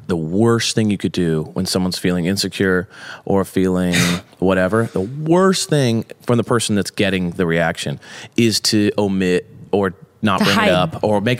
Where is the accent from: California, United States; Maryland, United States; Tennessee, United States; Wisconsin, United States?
California, United States; Long Beach; we grew up in Long Beach, multiple kids, dad worked all day, grinded. We kind of fended for ourselves.